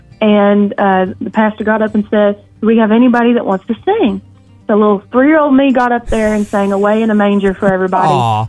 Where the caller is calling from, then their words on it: Bristol, United States; also born or lived in Nashville, Tennessee; I'm calling in from the birthplace of country music down here in Bristol, Virginia/Tennessee, right here on the border. I'm kind of go between here and Nashville.